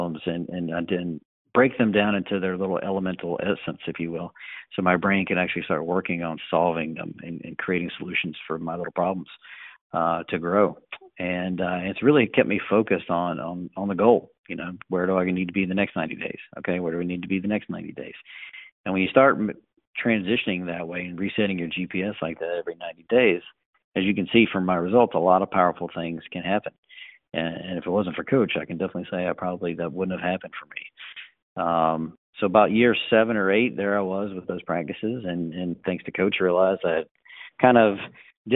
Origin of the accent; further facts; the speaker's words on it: North Carolina, United States; I'm from North Carolina originally